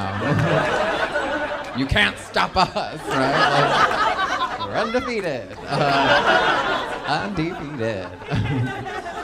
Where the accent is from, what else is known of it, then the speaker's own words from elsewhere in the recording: Texas, United States; I'm from Texas